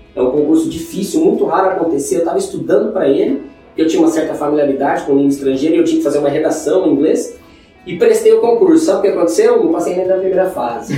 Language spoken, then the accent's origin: Portuguese; Maringá, Paraná, Brazil; accent: caipira, R puxado; moved away as an adult; also born or lived in Londrina, Paraná; now in São Paulo, Brazil; eu sou de Maringá, Paraná, sou nascido em Londrina, sou pé vermelho, eu tenho esse sotaque que puxa o R